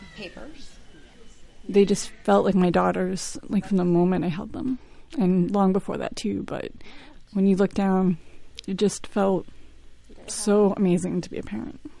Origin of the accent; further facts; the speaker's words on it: Quincy, Massachusetts, United States; I'm from Quincy, Massachusetts.